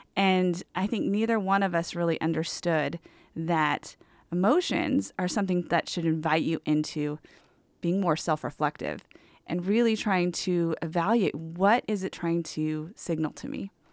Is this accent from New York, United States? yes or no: no; Southern California, United States; moved away as an adult; also born or lived in Portland, Oregon; I was born and raised in Southern California